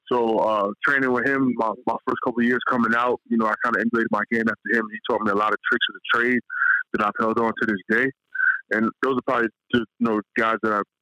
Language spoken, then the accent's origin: English; Peekskill, New York, United States; I'm a New York kid. I grew up in New York.